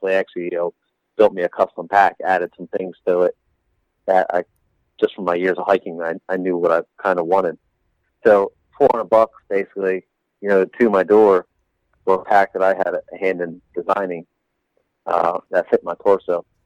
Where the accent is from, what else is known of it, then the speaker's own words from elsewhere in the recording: East Coast, United States; we're here from the East Coast. We're from flat ground